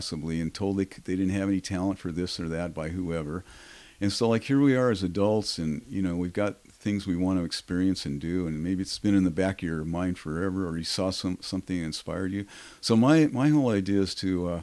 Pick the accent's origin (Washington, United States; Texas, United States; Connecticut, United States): Washington, United States; Seattle; I was born in Seattle. I was raised as a little boy here.